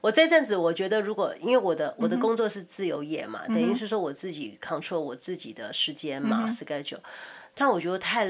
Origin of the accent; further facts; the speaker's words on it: Taiwan; now in Los Angeles, United States; 因为我台湾是我们本身呃我们的家乡嘛。